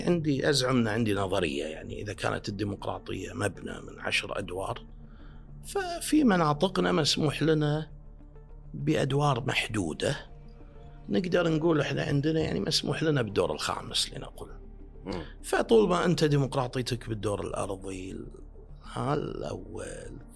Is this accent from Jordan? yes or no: no; Kuwait; عندنا بالكويت